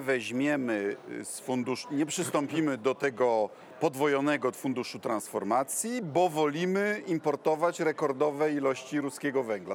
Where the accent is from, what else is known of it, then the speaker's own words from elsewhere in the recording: Kuyavian-Pomeranian Voivodeship, Poland; u nas w Kujawsko-Pomorskiem